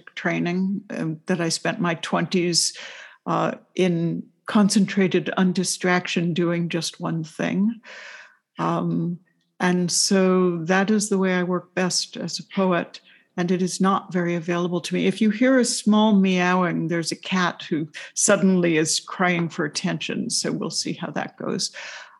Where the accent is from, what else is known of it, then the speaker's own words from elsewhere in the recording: New York City, New York, United States; I was growing up in New York City